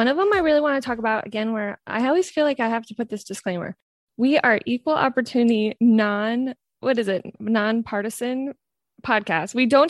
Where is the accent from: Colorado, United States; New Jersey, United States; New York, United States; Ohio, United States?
New York, United States; I remember living in New York, because obviously I grew up in New York